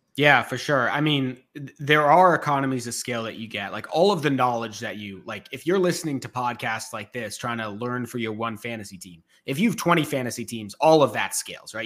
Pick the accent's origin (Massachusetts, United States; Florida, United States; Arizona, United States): Massachusetts, United States; Boston; I grew up in Boston